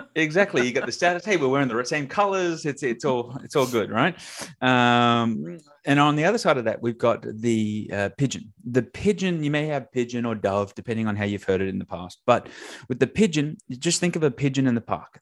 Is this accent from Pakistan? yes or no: no; Australia; I have an accent, so that means I'm from Australia.